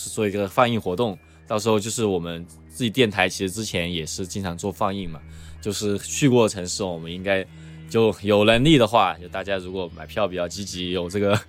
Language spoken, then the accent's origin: Chinese; Chengdu, Sichuan, China; now in United States; 原来我听纯粹是出于我是成都人这一点，就是呃，如果是成都人就会喜欢听成一些成都的说唱，你懂吗？